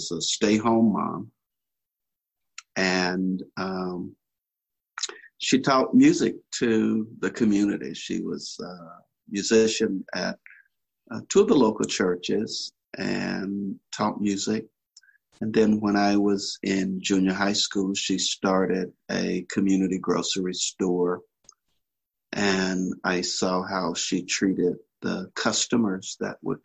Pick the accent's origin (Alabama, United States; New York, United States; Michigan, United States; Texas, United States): Alabama, United States; Birmingham; now in Inland Valley, United States; I'm just a country boy from Alabama, grew up in Birmingham, out in the rural South